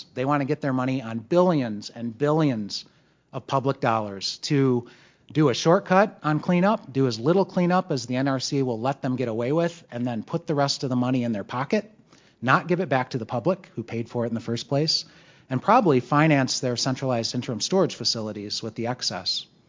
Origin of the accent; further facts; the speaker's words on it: Palisades, Michigan, United States; I'm from Palisades, Michigan